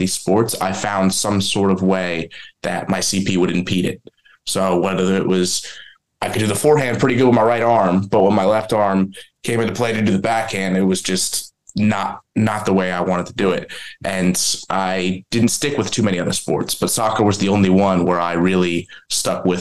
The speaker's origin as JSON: {"language": "English", "region": "New Jersey", "country": "United States", "said": "I'm originally from New Jersey"}